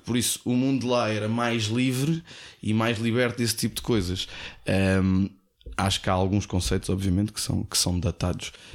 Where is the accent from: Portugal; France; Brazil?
Portugal; Nós em Portugal